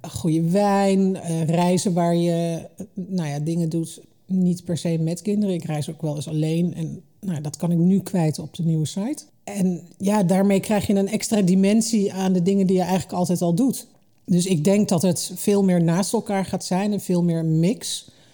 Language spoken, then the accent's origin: Dutch; Hengelo, Overijssel, Netherlands; also born or lived in Almelo / Limburg (family); ik ben deels opgegroeid in Twente. Eh, in Hengelo en in Almelo